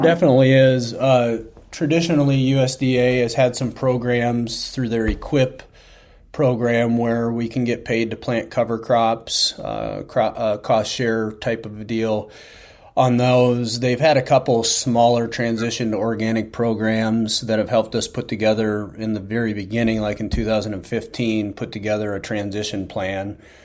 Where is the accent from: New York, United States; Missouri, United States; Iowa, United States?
Iowa, United States; Northeast; I'm from Northeast Iowa